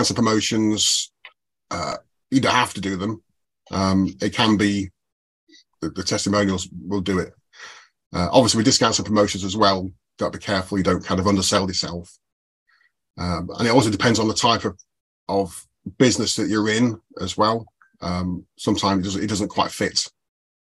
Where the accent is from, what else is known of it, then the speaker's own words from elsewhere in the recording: United Kingdom; I, being British